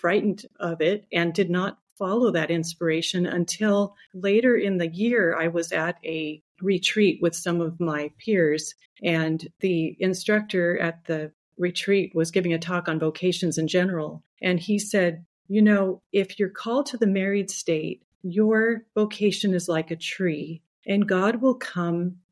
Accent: Los Angeles, California, United States; I am the sixth of 10 children, and I grew up in Los Angeles.

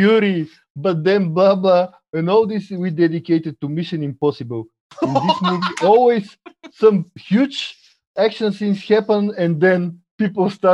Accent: Bulgaria; English is a second language; I'm from Bulgaria.

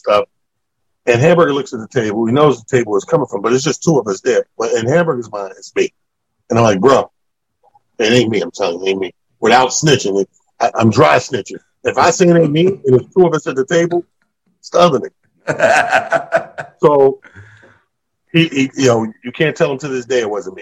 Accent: Mount Vernon, New York, United States; on the border of our hometown, Mount Vernon

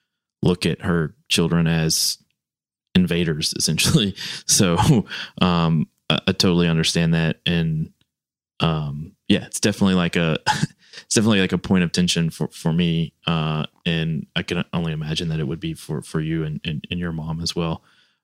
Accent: the South, United States; because I grew up in the South

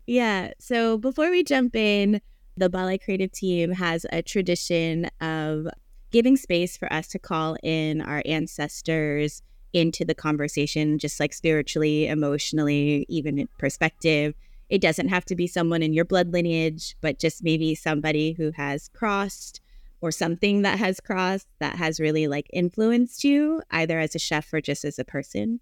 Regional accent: United States; I was born here in the States, but every summer we would go to the Philippines.

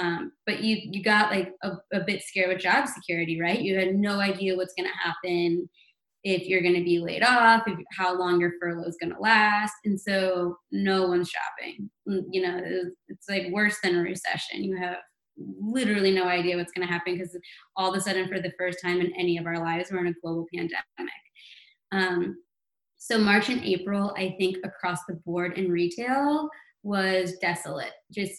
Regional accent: New York, United States; I think as a New Yorker, we're all still skeptical and frown upon that a bit.

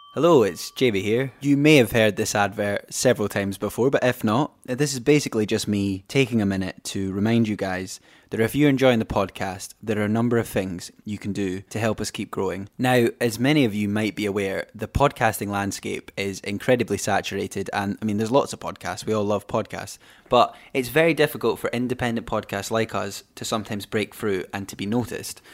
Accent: Glenrothes, Scotland, United Kingdom; also born or lived in Edinburgh; recording this episode from my hometown of Glenrothes

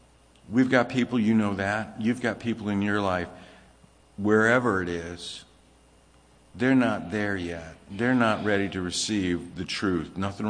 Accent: California, United States; also born or lived in Virginia; growing up in California, it was a little different. I was younger and I didn't understand. If I had been older and grown up in California, I would have understood weed to be something different than when I got older and was grown up in Virginia

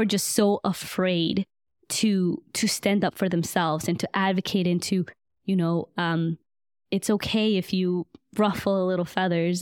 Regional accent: Buford Highway, Georgia, United States; also born or lived in Guatemala; I grew up on Buford Highway," which is literally, like, fifteen minutes away from Emory

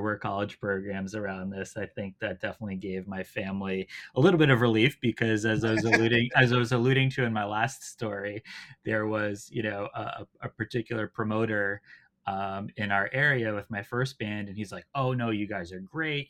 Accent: outside Boston, Massachusetts, United States; I grew up uh, just outside Boston, Boston area

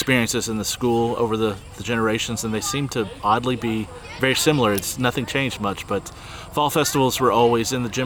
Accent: Bald Knob, Kentucky, United States; When I grew up in Bald Knob, I was just on 421, like three houses down.

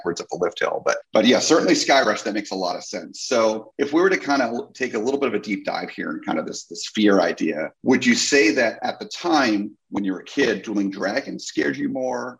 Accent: New Jersey, United States; growing up in New Jersey, I was near Great Adventure

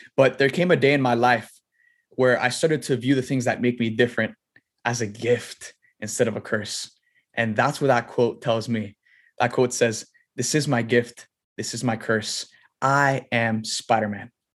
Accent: Miami, Florida, United States; I was born and raised in Miami

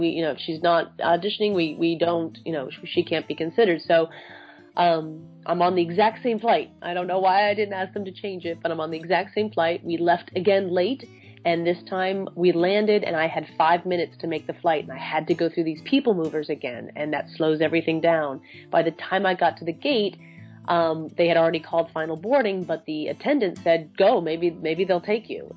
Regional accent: New Hampshire, United States; I grew up in New Hampshire

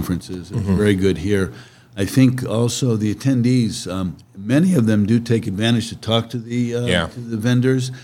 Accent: Ohio, United States; moved away; I'm originally from Ohio

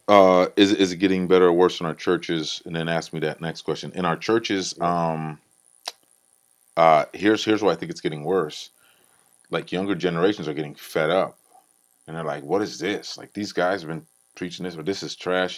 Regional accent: Iowa, United States; Growing up in Iowa

